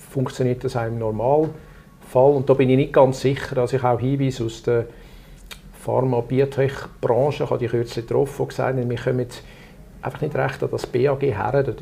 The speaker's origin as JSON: {"language": "German", "region": "Zug", "country": "Switzerland", "said": "Wir haben im Kanton Zug, wo ich herkomme, ein Bevölkerungsschutzgesetz."}